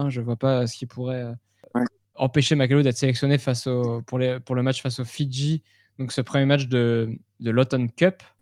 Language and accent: French; Paris, Île-de-France, France; En tant que Parisien, cette, euh, cette